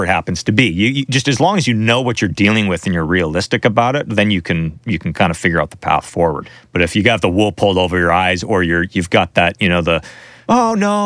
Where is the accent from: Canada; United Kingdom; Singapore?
Canada; I'm from Canada